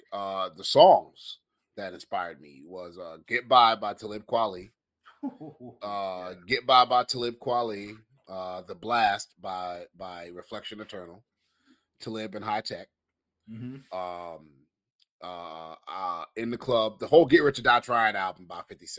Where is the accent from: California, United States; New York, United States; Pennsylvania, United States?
New York, United States; New York City; I am from Queens